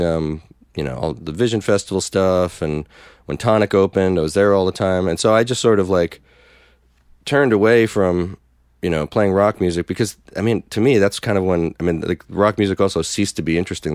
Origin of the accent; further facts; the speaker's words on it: North Brunswick, New Jersey, United States; moved away as an adult; also born or lived in Brooklyn, New York; now in Philadelphia, United States; I grew up in Jersey